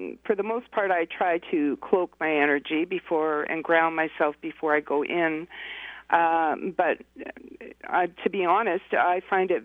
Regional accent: Canada; here in my hometown in Canada

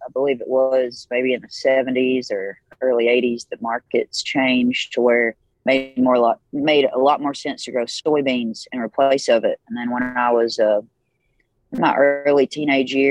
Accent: Hickman, Kentucky, United States; also born or lived in Obion County, Tennessee; I was born in Western Tennessee, Obion County, and was raised right over the state line in a little town called Hickman, Kentucky on the Mississippi River

